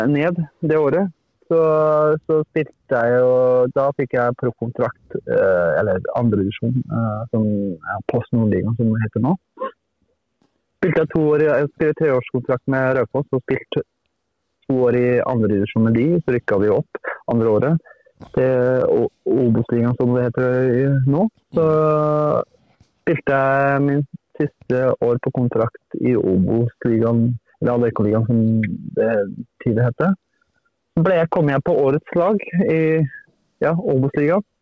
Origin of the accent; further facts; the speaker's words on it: Turkey; Jeg er jo opprinnelig fra Tyrkia, og det er, jeg hadde ambisjoner siden jeg var liten og har følt med de store lagene i Tyrkia.